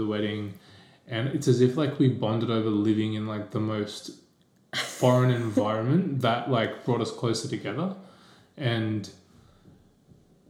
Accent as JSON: {"language": "English", "town": "Parramatta", "region": "New South Wales", "country": "Australia", "tie": "born or raised there", "said": "I grew up in Parramatta"}